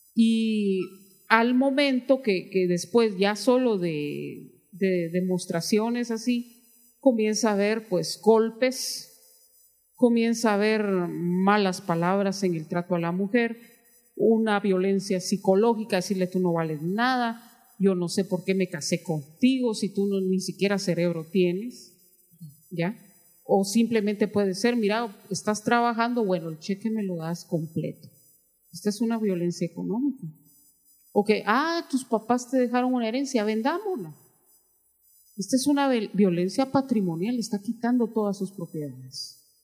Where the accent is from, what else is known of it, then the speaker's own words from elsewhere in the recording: Guatemala; entré a trabajar a, tribunales de justicia en mi país